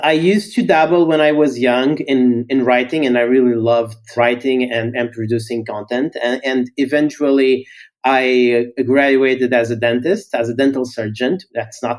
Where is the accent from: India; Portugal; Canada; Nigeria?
Portugal; I'm from Portugal. So initially I started writing in Portuguese